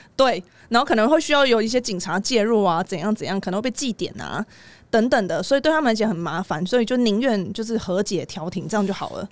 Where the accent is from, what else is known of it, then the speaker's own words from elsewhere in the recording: Taiwan; 我台湾人